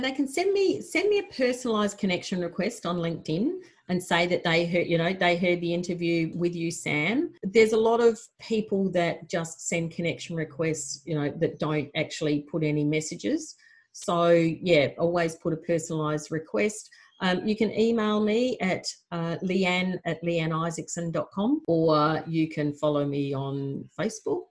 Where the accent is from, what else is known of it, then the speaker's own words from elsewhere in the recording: South Australia, Australia; I was a farmer from South Australia